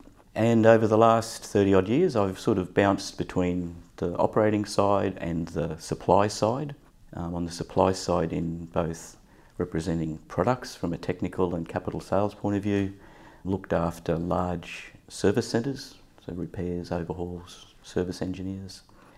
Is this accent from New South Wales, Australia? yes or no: no; Rockhampton, Queensland, Australia; I grew up in Rockhampton, central Queensland.